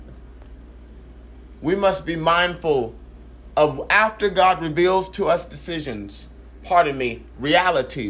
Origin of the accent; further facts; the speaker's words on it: San Francisco, California, United States; I came from San Francisco, and San Francisco, California